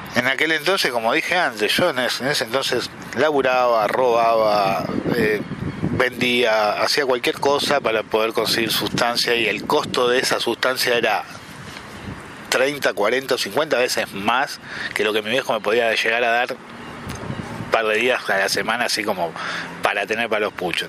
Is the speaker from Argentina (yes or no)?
yes; Buenos Aires, Argentina; moved away as an adult; now in El Bolsón, Argentina; soy del Bolsón, nacido en Buenos Aires, vivo en el Bolsón hace 26 años